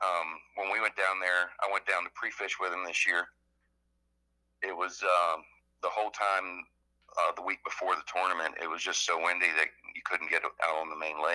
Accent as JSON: {"language": "English", "region": "Virginia", "country": "United States", "tie": "born or raised there", "also_born_or_lived": "Central Florida", "moved": "yes", "lives_now": "Florida, United States", "said": "I live here in Central Florida, and I fish a lot of the lakes around here. I'm originally from Virginia, but I've been here for 20 years."}